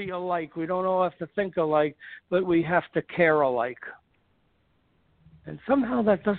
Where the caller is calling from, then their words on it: Los Angeles, California, United States; L.A., from Brentwood.